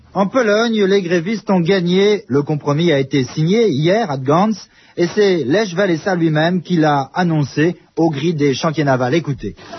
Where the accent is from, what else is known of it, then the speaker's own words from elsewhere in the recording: France; chez nous en France